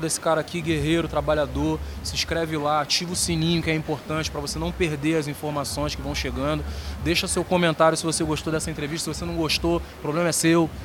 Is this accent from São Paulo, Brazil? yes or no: no; Rio de Janeiro, Brazil; moved away as an adult; now in Santa Catarina, Brazil; eu sou natural do Rio de Janeiro. Vivo aqui em Santa Catarina há exatamente 12 anos